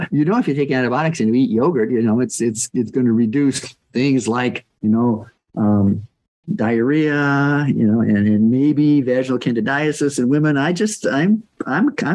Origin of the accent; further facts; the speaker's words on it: North Carolina, United States; my home state of North Carolina